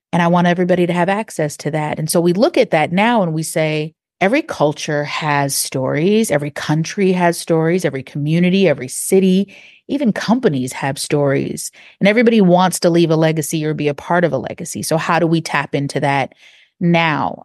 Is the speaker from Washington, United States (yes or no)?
yes; Seattle, Washington, United States; also born or lived in Texas; now in Atlanta, United States; I'm not from Atlanta originally. I'm from a part of Seattle, Washington, and in the Central District where I was raised